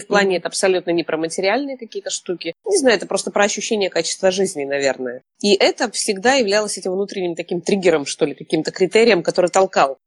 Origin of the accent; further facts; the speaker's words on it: Kamchatka Krai, Russia; moved away as an adult; now in Moscow, Russia; И я обычная камчатская девчонка из простой такой интеллигентной семьи.